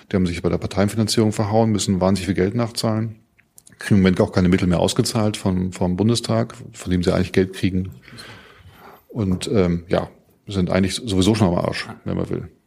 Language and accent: German; Mecklenburg-Vorpommern, Germany; Mecklenburg auch, Mecklenburg meine Heimat.